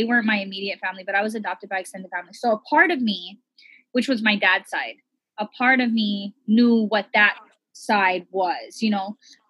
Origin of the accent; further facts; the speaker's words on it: Hawaii, United States; we're all a mixed plate here in Hawaii